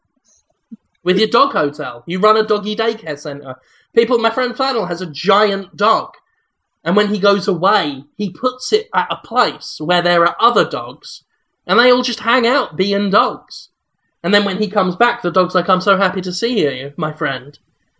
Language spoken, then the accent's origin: English; United Kingdom; I am British.